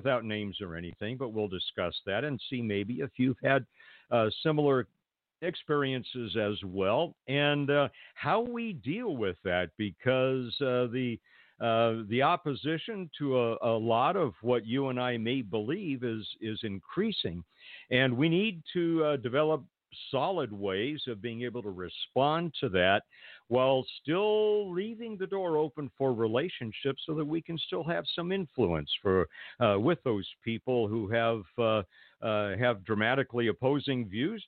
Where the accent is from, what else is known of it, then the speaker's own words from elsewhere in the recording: Pasadena, California, United States; grew up in the greater Los Angeles area, born and raised in Pasadena